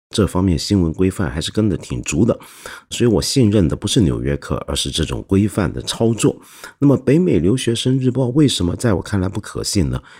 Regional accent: Hong Kong; 我们的一般香港人

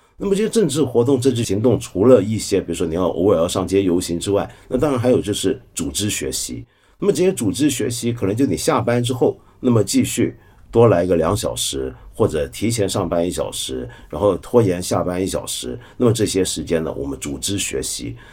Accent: Hong Kong; 我可能是个香港人，我来自那种腐朽资本主义城市

